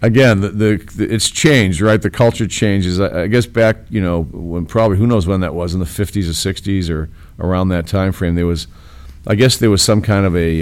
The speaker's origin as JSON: {"language": "English", "town": "Boston", "region": "Massachusetts", "country": "United States", "tie": "born or raised there", "moved": "as an adult", "lives_now": "Chicago, United States", "said": "I grew up in Boston, in, in this in the little part of Boston called Charlestown"}